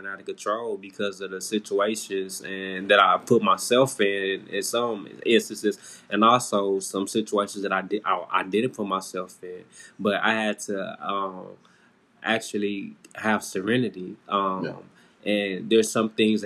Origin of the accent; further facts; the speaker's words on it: Kansas City, Kansas, United States; I'm from Kansas City, Kansas.